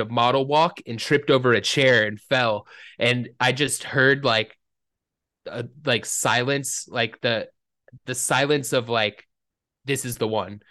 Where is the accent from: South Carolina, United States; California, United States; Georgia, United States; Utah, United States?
Georgia, United States; Atlanta; when you're growing up in Atlanta